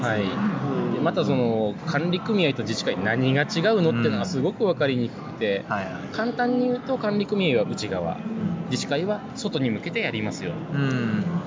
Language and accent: Japanese; Japan; moved away; also born or lived in Nagoya / Tokyo; 私実はその出身県に今戻ってきてる